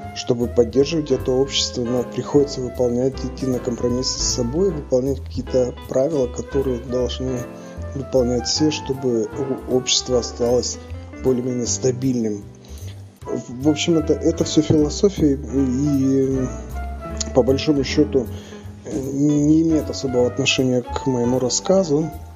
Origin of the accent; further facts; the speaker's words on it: Tyumen, Tyumen Oblast, Russia; moved away; в тех местах, где откуда я родом